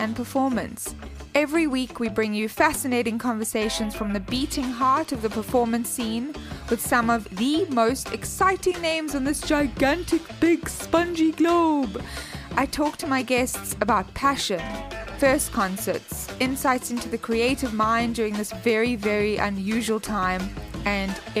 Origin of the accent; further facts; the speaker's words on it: Cape Town, Western Cape, South Africa; my hometown of Cape Town, South Africa